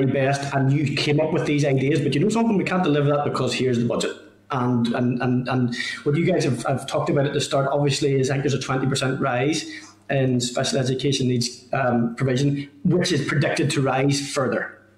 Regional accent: Northern Ireland, United Kingdom; But I'm from Lagan Valley, and there are a number of schools in the Lisburn-Lagan Valley area.

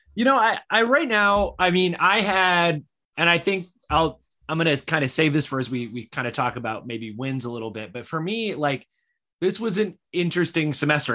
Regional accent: Michigan, United States; moved away; I grew up in Michigan

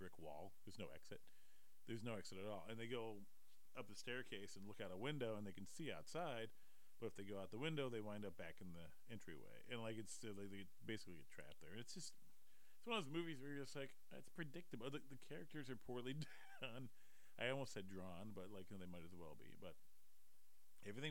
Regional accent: Detroit, Michigan, United States; I'm from Detroit.

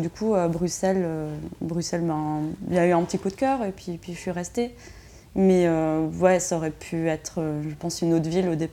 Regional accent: Switzerland; Ben ouais, je crois que en tant que Suisse, la France me faisait un peu peur.

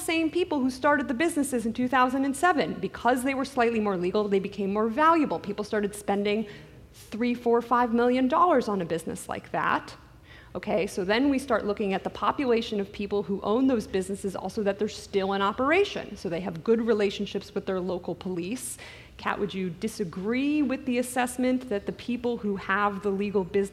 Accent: New York, United States; now in Los Angeles, United States; I grew up in New York

